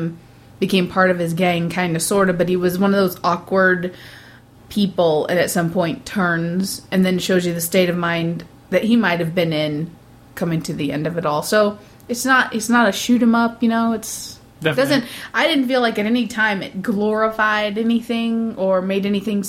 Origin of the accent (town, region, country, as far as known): Missouri, United States